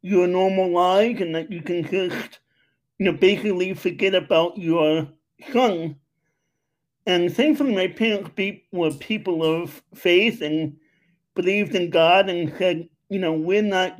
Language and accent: English; New York City, New York, United States; also born or lived in Long Island, New York; now in Westchester, United States; I am originally from Long Island, New York. You know, grew up in Queens, and now I'm living in Westchester, PA